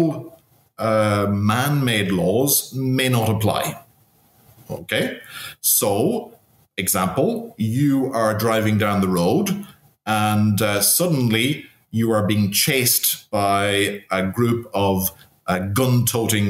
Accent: Cavan, Ulster, Ireland; in my hometown, in Cavan

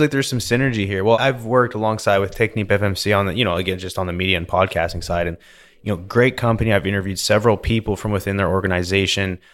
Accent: British Columbia, Canada; now in Houston, United States; Growing up in British Columbia, lots of mountains

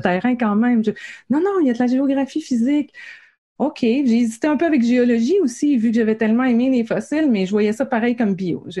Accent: Gaspésie, Quebec, Canada; moi, je viens de la Gaspésie

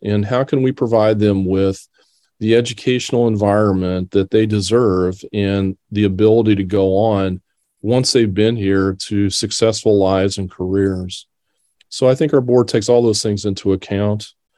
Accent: Decatur, Illinois, United States; moved away as an adult; I grew up here in Decatur. Uh, this is my hometown

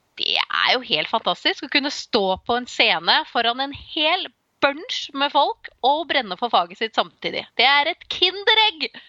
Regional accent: Slemmestad, Akershus, Norway; now in Nøtterøy, Norway; jeg er jo fra Slemmestad, det er jo også i nærheten av sjøen.

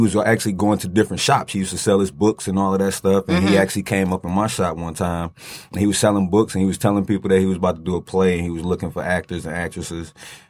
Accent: Detroit, Michigan, United States; I'm from Detroit, and I come from a male dancing background.

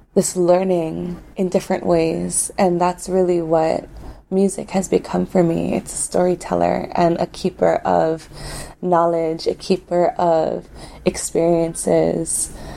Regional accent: Waimea, Hawaii, United States; where I was raised in Waimea, we're raised right in the face of the Mauna

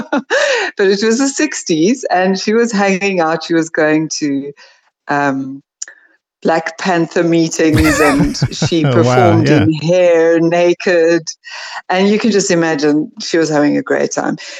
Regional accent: South Africa; also born or lived in California, United States; I'm really South African in thinking and, you know, psyche

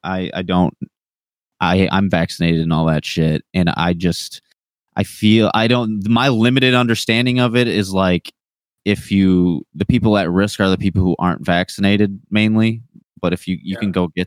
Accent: Detroit, Michigan, United States; I'm from Detroit

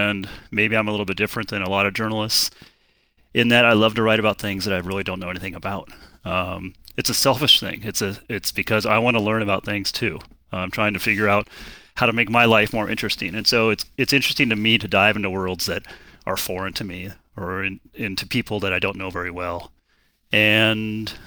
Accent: Golden, Colorado, United States; now in Bay Area, United States; I grew up in Colorado, in Golden, Colorado

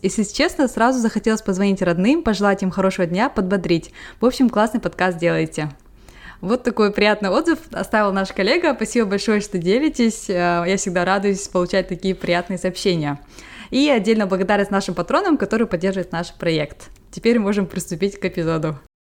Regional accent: Almaty, Kazakhstan; now in England, United Kingdom; я сама вот родом из Алматы

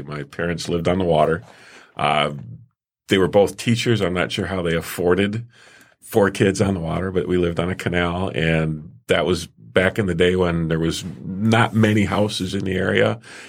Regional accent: Harrison Township, Michigan, United States; also born or lived in Detroit, Michigan; I grew up in Harrison Township.

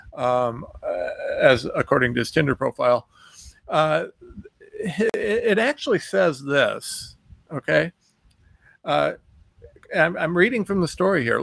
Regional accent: United States; I'm American

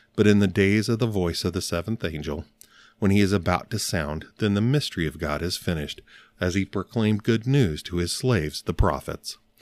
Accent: Northern Alabama, United States; I was born in Northern Alabama

